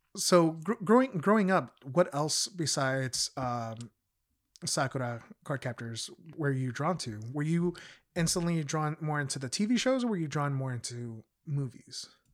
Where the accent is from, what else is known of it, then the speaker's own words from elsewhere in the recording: United States; also born or lived in Mexico; being a kid growing up in the States